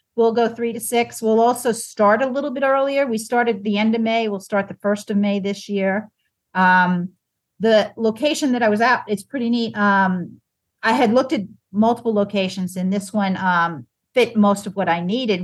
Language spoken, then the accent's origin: English; Long Island, New York, United States; also born or lived in Bucks County, Pennsylvania; now in Virginia, United States; growing up on Long Island